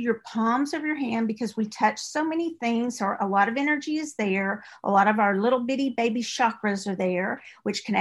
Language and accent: English; East Texas, United States; accent: East Texas; my East Texas accent